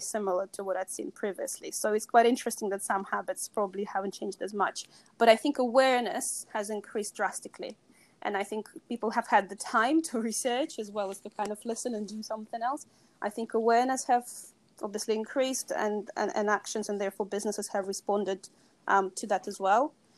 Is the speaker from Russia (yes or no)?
yes; Russia; moved away; I grew up in, in Russia and I was born in Soviet Union